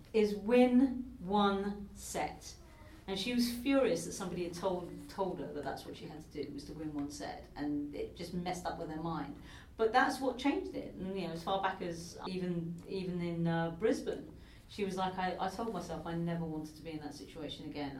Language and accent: English; United Kingdom; even being a Brit